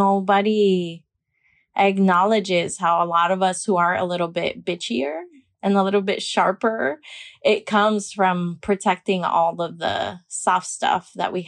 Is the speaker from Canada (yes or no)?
no; Miami, Florida, United States; Miami's an intense place, I think, because it is a bubble of a lot of Caribbean folk.